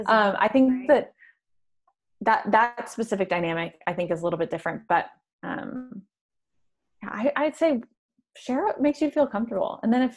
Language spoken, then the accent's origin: English; the Bible Belt, United States; I mentioned I grew up in the Bible Belt and I'm a woman